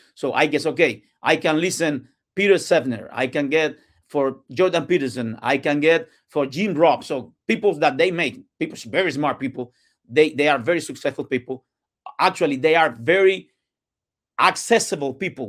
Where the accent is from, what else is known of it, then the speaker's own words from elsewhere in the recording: Cuba; English is a second language; moved away as an adult; now in Tampa, United States; I, I was born and raised in Cuba